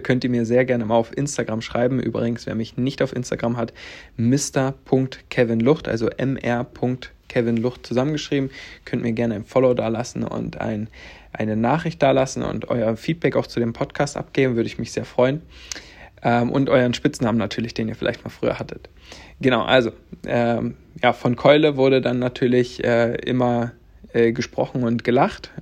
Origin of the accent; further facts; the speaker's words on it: Viļāni, Latvia; moved away; also born or lived in Stendal, Saxony-Anhalt, Germany; Als ich drei Monate alt war, bin ich dann nach Lettland gefahren worden, sagen wir es mal so, und bin dann die kommenden Jahre in Lettland aufgewachsen